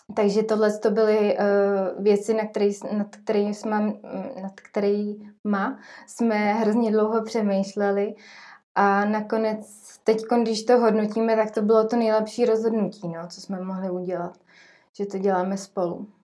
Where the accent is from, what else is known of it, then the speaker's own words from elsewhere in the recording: Trutnov, Hradec Králové Region, Czechia; now in Jičín, Czechia; já jsem z Krekonoš, z Trutnova